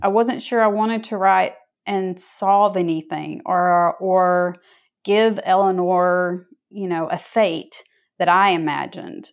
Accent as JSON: {"language": "English", "region": "North Georgia", "country": "United States", "said": "I'm from North Georgia"}